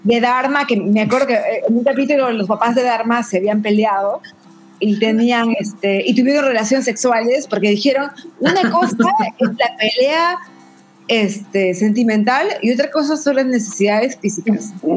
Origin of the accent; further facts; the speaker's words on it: Tacna, Peru; yo soy de Tacna, Perú. Eh, mi ciudad es frontera con Chile.